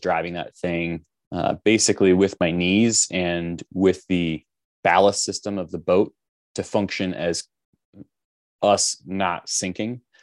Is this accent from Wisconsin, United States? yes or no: no; Los Angeles, California, United States; now in Utah, United States; originally I'm from Los Angeles